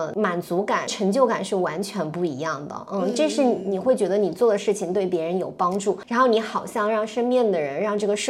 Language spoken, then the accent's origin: Chinese; Zhejiang, China; 而且小赌超级牛，就是因为我们是浙江人，然后很爱吃鱼